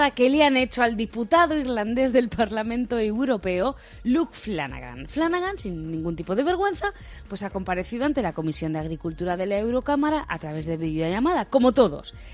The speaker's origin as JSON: {"language": "Spanish", "town": "Garcinarro", "region": "Castilla-La Mancha", "country": "Spain", "tie": "born or raised there", "said": "todo esto pasa en mi pueblo, en Garcinarro, y lo corroboro."}